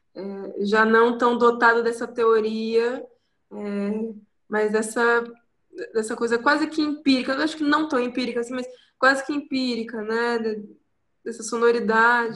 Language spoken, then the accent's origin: Portuguese; Ubatuba, São Paulo, Brazil; moved away as an adult; also born or lived in Rio de Janeiro / Taubaté; Nasci no Rio, sou carioca, mas eu vim pra cá com 15 dias, então uhum. meus pais mudaram, casaram, mudaram pra Ubatuba. Então eu cresci aqui